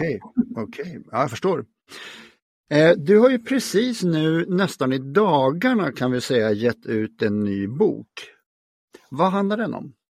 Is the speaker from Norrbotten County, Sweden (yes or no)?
no; Stockholm, Stockholm County, Sweden; also born or lived in Norrland; hela min släkt är från Norrland, även om jag är född här så klassar inte jag mig som stockholmare